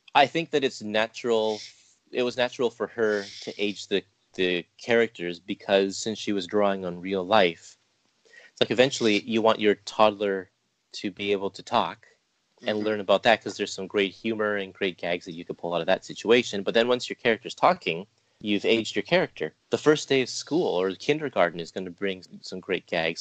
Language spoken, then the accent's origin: English; Canada; Me being Canadian myself